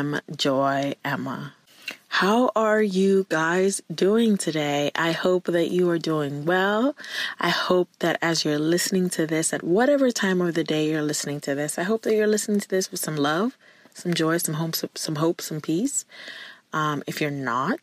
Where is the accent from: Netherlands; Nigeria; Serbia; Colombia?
Nigeria; now in Ohio, United States; I'm Nigerian.